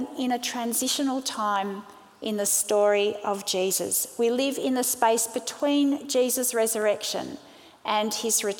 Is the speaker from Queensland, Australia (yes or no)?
no; Sydney, New South Wales, Australia; also born or lived in South Africa; I was born in South Africa. My family moved to Sydney when I was 5, and we eventually became Australian citizens